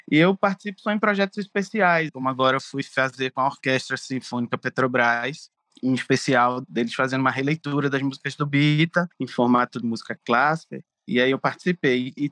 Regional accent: Rio de Janeiro, Brazil; accent: carioca; now in Pernambuco, Brazil; Porque minha família é toda daqui de Pernambuco e eu nasci no Rio. Então, quando eu era criança, eu, eu vinha cá para Pernambuco, mas eu tinha um sotaque de criança carioca.

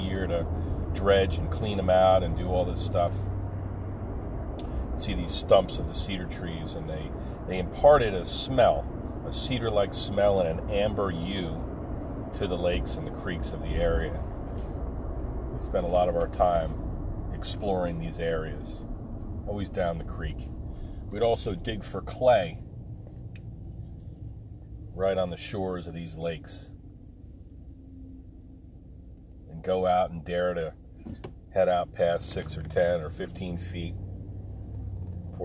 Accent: Lacey, New Jersey, United States; growing up in the Pine Barrens of New Jersey

